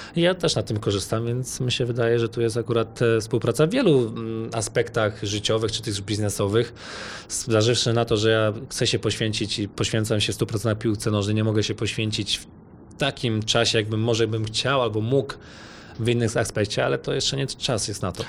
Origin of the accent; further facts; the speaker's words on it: Poland; moved away; pochodzę z Polski